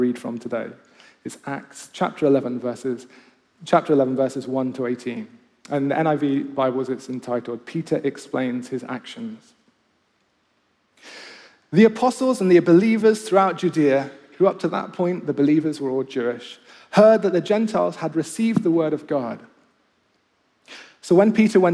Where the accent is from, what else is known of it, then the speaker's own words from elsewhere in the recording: Kenya; also born or lived in Nottingham, United Kingdom; now in Oxford, United Kingdom; when I grew up in Kenya.